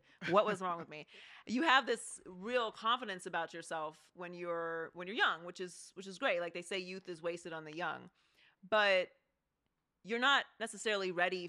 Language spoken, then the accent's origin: English; Pittsburgh, Pennsylvania, United States; So I feel like I skipped the Pittsburgh accent.